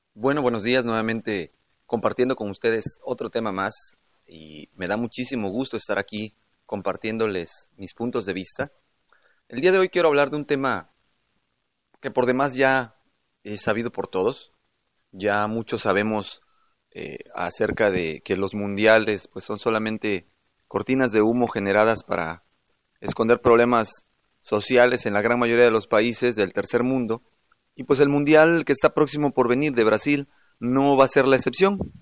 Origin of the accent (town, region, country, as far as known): Mexico